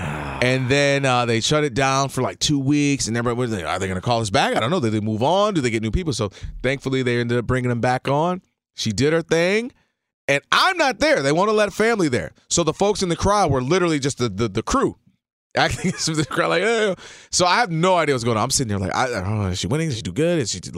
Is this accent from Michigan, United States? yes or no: yes; Detroit, Michigan, United States; I'm coming from Detroit. I'm cool. I'm like, yo, what's up? … You know what I'm saying? Detroit, what's up?